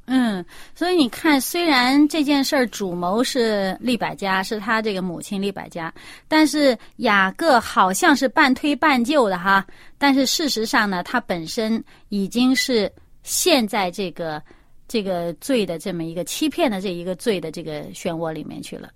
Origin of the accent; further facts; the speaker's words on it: China; 我们中国人